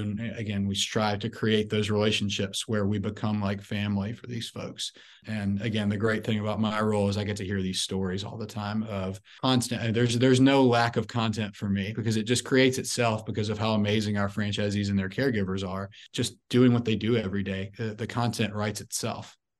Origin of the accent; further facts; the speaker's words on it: Memphis, Tennessee, United States; I'm originally from Memphis, Tennessee.